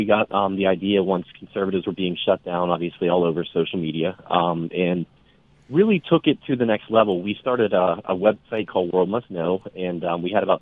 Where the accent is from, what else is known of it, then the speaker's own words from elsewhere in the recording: Pittsburgh, Pennsylvania, United States; I'm from Pittsburgh.